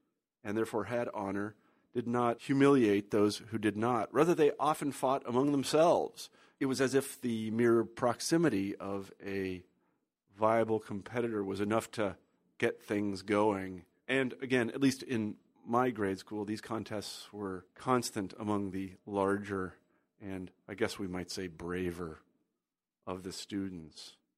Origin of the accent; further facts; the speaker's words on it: Kansas, United States; now in Iowa City, United States; I grew up in Kansas. That's very different than Japan, but still.